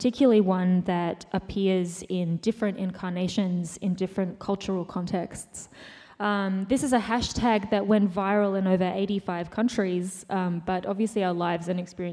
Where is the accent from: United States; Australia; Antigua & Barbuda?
Australia; I'm an Australian writer and musician